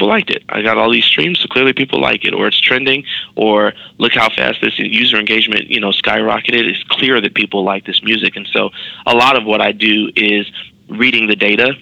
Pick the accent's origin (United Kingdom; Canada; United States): United States; Chicago, Illinois; moved away as an adult; also born or lived in New York; a black kid growing up in Chicago